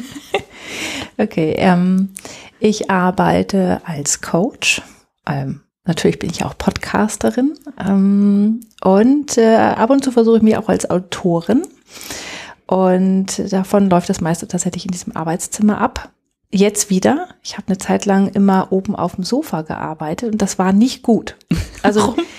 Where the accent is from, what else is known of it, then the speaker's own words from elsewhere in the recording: Stade, Lower Saxony, Germany; Ja, ich komme ursprünglich aus Norddeutschland, aus der Nähe von Stade. Das ähm, liegt zwischen Hamburg und Cuxhaven.